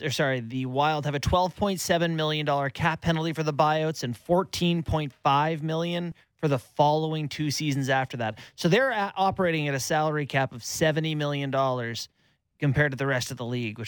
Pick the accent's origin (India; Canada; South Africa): Canada; West Coast; moved away; When I grew up in the West Coast